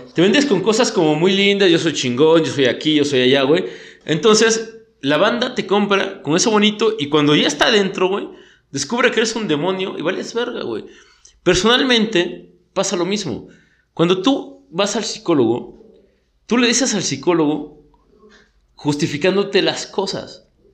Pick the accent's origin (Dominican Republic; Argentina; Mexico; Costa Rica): Mexico; Somos bien bullying como sociedad mexicana